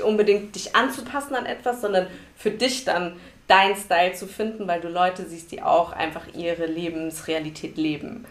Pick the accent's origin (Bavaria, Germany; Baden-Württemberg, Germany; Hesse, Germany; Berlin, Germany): Hesse, Germany; Frankfurt; ich bin hier geboren